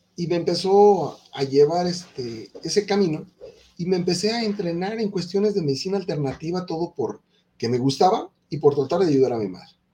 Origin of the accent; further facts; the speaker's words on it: Mexico; En mi país, en México